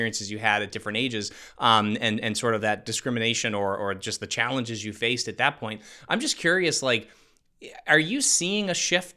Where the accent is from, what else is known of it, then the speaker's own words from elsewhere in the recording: Northeast United States, United States; I'm from the Northeast, so in Northeast United States